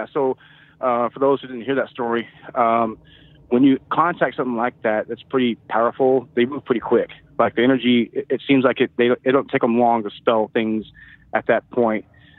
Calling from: Texas, United States; from Texas.

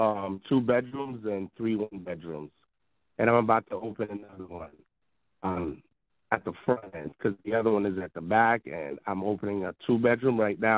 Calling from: New Jersey, United States; I'm calling from New Jersey.

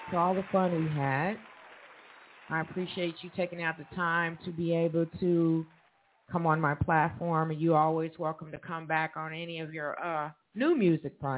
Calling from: Evansville, Indiana, United States; Well, I just want to let my fans out there know that I'm calling from Evansville, Indiana.

